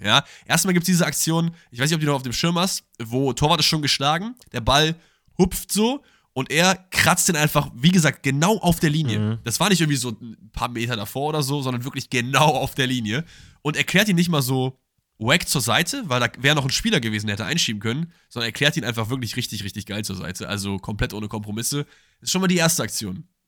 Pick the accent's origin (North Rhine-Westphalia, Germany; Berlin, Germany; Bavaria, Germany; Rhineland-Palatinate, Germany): North Rhine-Westphalia, Germany; Cologne; ich bin ja auch eigentlich Kölner